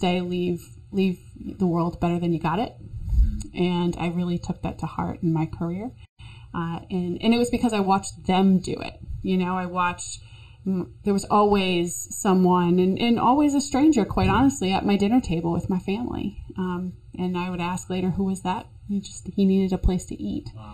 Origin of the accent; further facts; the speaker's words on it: Pawtucket, Rhode Island, United States; I grew up in Pawtucket